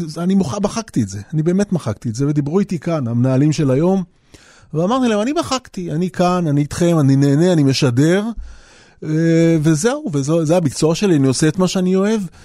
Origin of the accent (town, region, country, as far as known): Jaffa, Tel Aviv District, Israel